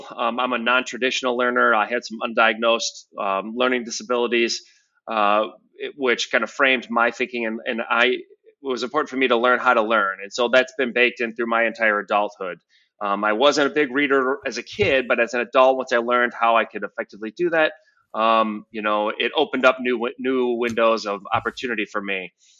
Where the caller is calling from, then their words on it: Grand Haven, Michigan, United States; So I'm dialing in from Grand Haven, Michigan, which is right on the coast of Lake Michigan.